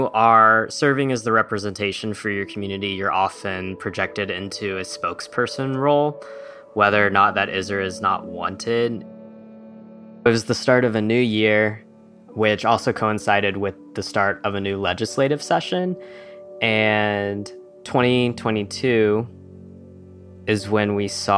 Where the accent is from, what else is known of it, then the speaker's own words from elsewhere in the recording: Kentucky, United States; I'm currently in Kentucky, and I was raised in Kentucky